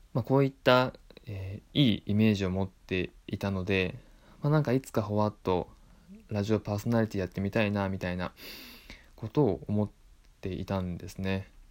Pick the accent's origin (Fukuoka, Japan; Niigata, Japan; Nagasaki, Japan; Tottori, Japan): Tottori, Japan; moved away as an adult; also born or lived in Osaka / Tokyo; 鳥取県出身です